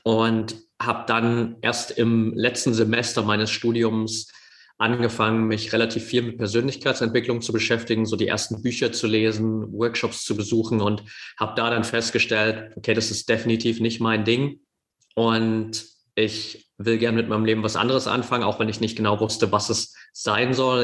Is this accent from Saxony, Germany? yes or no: yes; near Dresden, Saxony, Germany; ich bin in der Nähe von Dresden aufgewachsen